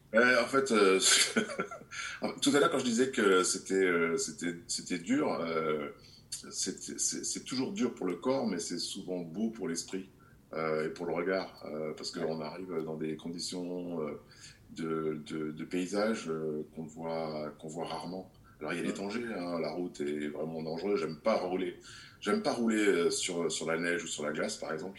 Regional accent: Grenoble, Auvergne-Rhône-Alpes, France; je suis né à Grenoble, donc euh, je suis né euh, dans les Alpes euh, et j'ai toujours connu le froid. J'ai fait du ski petit

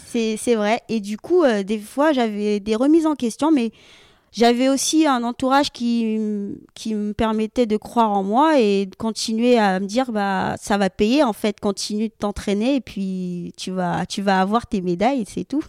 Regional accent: French Guiana; moved away; also born or lived in Rennes; j'ai découvert le judo comme ça, donc dans mon club en Guyane parce que j'ai grandi en Guyane.

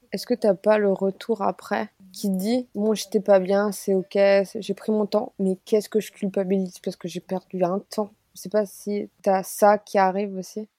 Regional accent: Alsace, Grand Est, France; Moi je suis alsacienne

